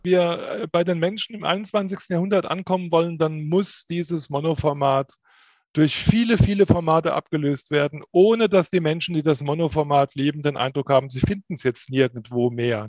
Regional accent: Pirmasens, Rhineland-Palatinate, Germany; Also ich persönlich bin in meiner Heimatstadt Pirmasens aufgewachsen

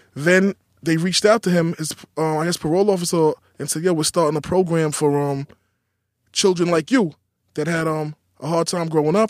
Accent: New York City, New York, United States; Growing up in Queens

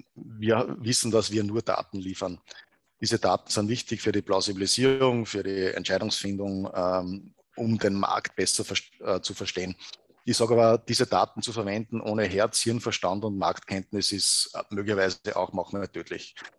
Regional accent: Gmunden, Upper Austria, Austria; moved away as an adult; also born or lived in Salzburg; an sich bin ich geboren in, in Gmunden im Schonern Oberösterreich, also im Salzkammer gut aufgewachsen

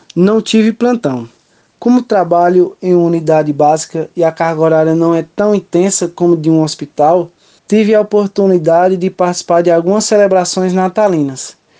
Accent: Brotas de Macaúbas, Bahia, Brazil; sou natural de Cocal, do município de Brotas de Macaúbas, no interior baiano

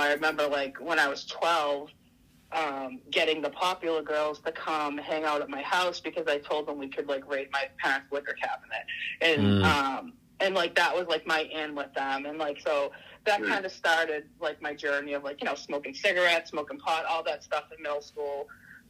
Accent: Saugus, Massachusetts, United States; I grew up in Saugus

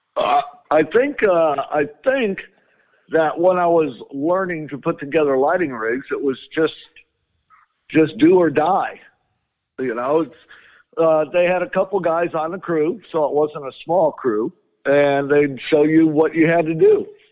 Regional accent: Chicago, Illinois, United States; I grew up in Chicago

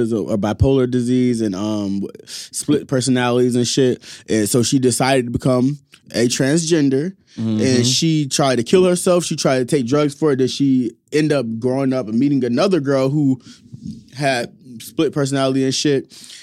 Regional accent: Naples, Florida, United States; I'm from Naples. All that shit is very much fucking normal.

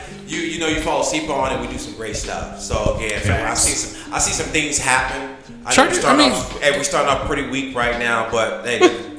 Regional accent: Arizona, United States; I was born in Arizona. Everything is Arizona on me.

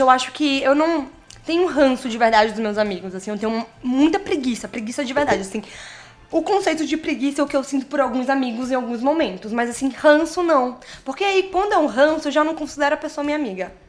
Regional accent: Maranhão, Brazil; Sou do Maranhão

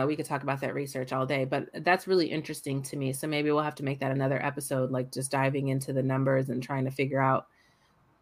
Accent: California, United States; I was born in California

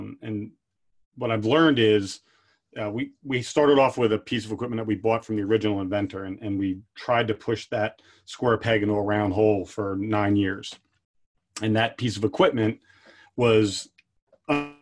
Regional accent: Pottstown, Pennsylvania, United States; Growing up in Pottstown

